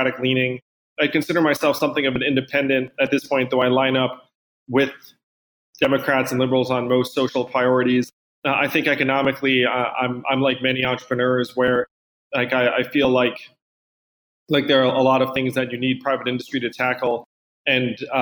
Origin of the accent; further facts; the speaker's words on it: East Coast, United States; I'm from the East Coast